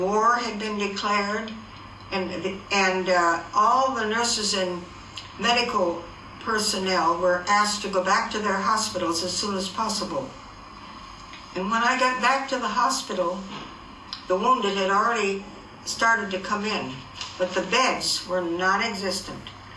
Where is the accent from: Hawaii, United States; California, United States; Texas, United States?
Hawaii, United States; Wahiawa; my hometown called Wahiawa